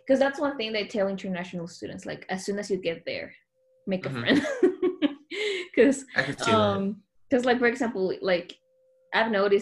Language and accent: English; Honduras; moved away; I was from Honduras